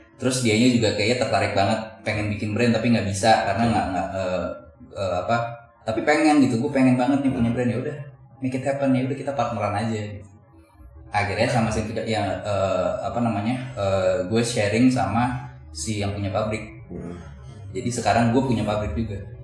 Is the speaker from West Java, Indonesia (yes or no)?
yes; Depok, West Java, Indonesia; gue dulu besar di Cinere